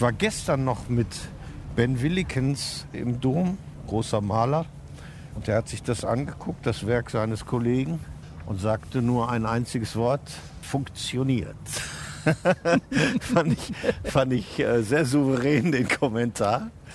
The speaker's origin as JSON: {"language": "German", "town": "Herne", "region": "North Rhine-Westphalia", "country": "Germany", "moved": "yes", "lives_now": "Cologne, Germany", "said": "Also nicht weit von Herne, wo ich herkomme"}